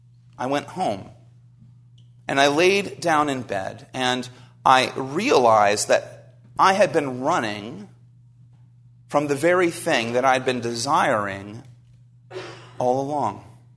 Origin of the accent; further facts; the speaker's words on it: New Jersey, United States; I grew up in New Jersey, so I'm a Jersey boy. You can't hear it in my accent anymore.